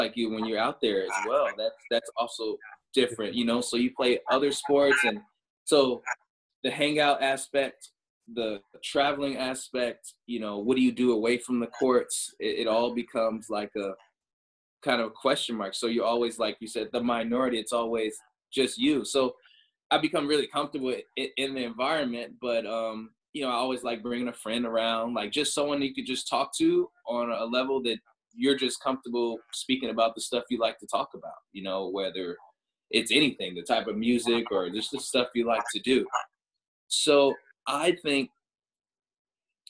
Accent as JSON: {"language": "English", "town": "Chicago", "region": "Illinois", "country": "United States", "tie": "born or raised there", "said": "I grew up in the Midwest, so like Chicago, like Illinois"}